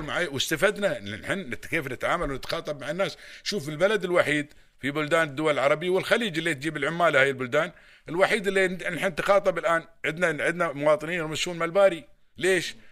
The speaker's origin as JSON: {"language": "Arabic", "country": "United Arab Emirates", "accent": "Emirati", "first_language": "Arabic", "said": "اللهجة الإماراتية"}